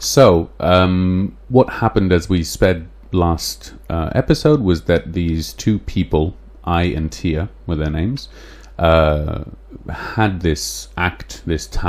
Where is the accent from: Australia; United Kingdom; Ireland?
United Kingdom; England; accent: English; my English accent